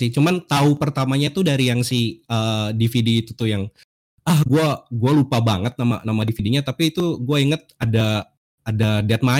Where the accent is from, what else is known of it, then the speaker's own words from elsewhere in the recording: Bandung, West Java, Indonesia; pengalaman gue tuh ya gue gedenya di Bandung jadi SMA dari tahun 2000 2000 2006 lah 2005 2006 sampai 2008 tuh gue di Bandung